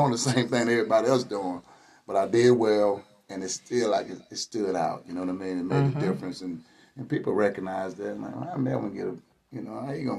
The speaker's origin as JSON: {"language": "English", "country": "United States", "said": "I'm from the Dalton Village."}